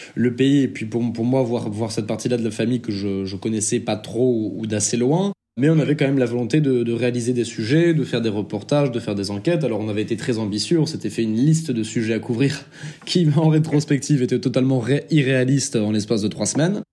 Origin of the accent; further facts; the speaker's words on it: Charente-Maritime, Nouvelle-Aquitaine, France; moved away as an adult; also born or lived in Bordeaux; now in Kyiv, Ukraine; je suis initialement originaire de Charente-Maritime, mais j'ai fait mes études à Bordeaux où j'ai résidé pendant à peu près 8 ans